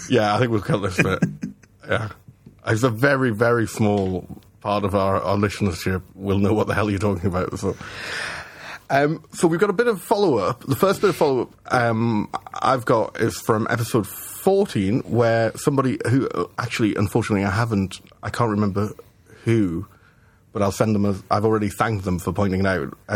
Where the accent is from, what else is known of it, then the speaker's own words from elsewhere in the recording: Scotland, United Kingdom; I'm Scot. I'm I'm I'm Scot explaining to you.